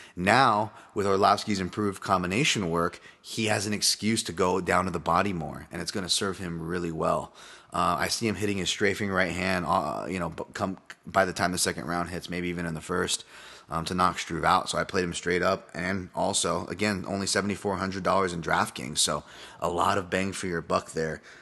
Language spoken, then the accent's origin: English; Hawaii, United States; I am Hawaiian